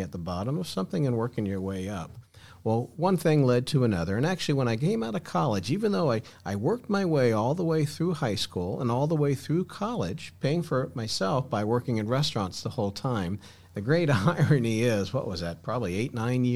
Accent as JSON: {"language": "English", "region": "Florida", "country": "United States", "tie": "born or raised there", "also_born_or_lived": "Texas", "said": "I grew up here in Florida"}